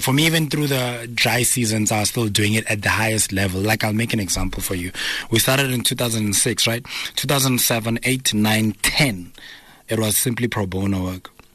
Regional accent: Pretoria, Gauteng, South Africa; also born or lived in Soweto; I grew up in Pretoria, Soshanguve.

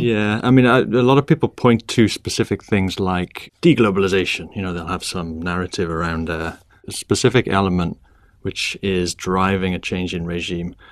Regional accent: Wrexham, Wales, United Kingdom; moved away as an adult; also born or lived in Oxford / Cambridge / London; now in Bermuda; I grew up in Wales in a small town called Wrexham

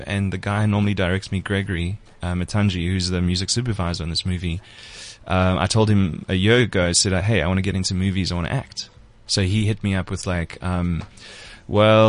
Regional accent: Port Elizabeth, Eastern Cape, South Africa; I'm from Port Elizabeth

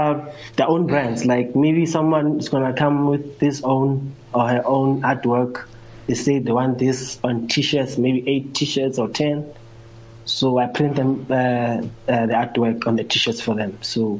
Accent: Midrand, Gauteng, South Africa; I'm 27 years old. I grew up in Midrand, in the hood. It's not the burbs.

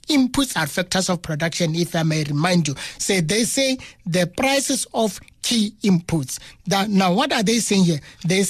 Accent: South Africa; It means myself as a South African, I have to do what?

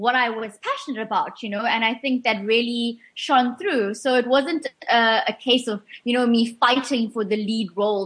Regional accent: Port Shepstone, KwaZulu-Natal, South Africa; now in Cape Town, South Africa; my local vet in Port Shepstone, my hometown

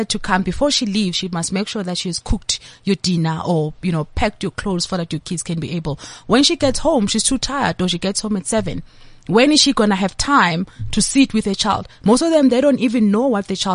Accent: Diepsloot, Gauteng, South Africa; English is a second language; So I am a child from Diepsloot

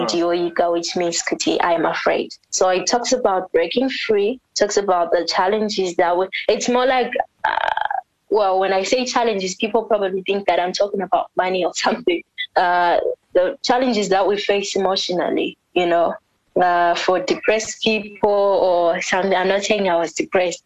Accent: South Africa; first language Ndebele; English is a second language; also born or lived in Bulawayo, Zimbabwe; now in Zimbabwe; I was born in South Africa, but it's not like I've always like told everyone. But y'all know the reason why I sing like this is because I was raised in South Africa

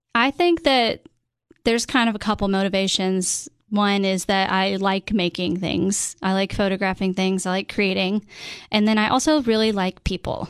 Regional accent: Cookeville, Tennessee, United States; also born or lived in Nashville, Tennessee / Washington, D.C.; come back to my hometown

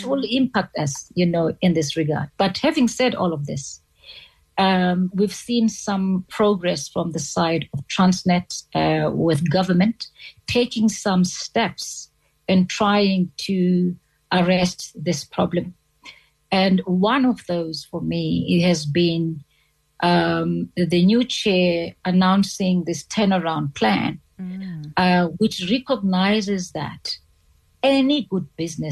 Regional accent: South Africa; as a South African

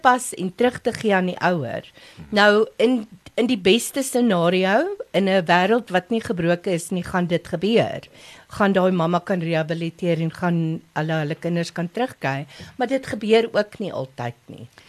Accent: Lowveld, Mpumalanga, South Africa; now in Pretoria, South Africa; My ma en pa was pastore in die Laagveld. So ons is vyf kinders

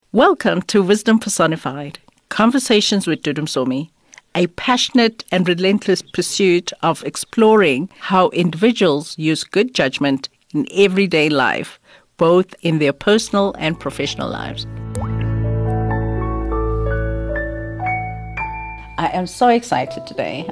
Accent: South Africa; being South African

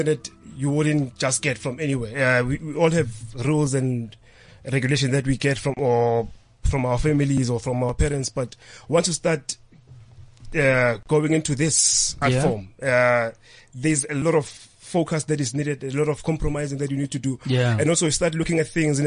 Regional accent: Johannesburg, Gauteng, South Africa; I was born in Alexander Township, and I was exposed into the traditional dance styles

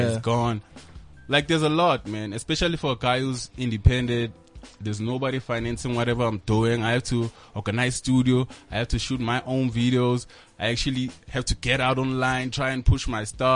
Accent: Mpumalanga, South Africa; I'm from Mpumalanga

